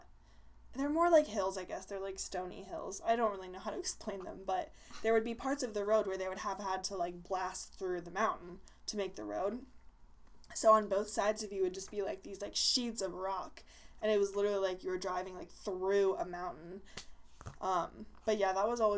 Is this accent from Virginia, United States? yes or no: yes; Burke, Virginia, United States; we grew up in Burke, like, 20 minutes outside of D.C.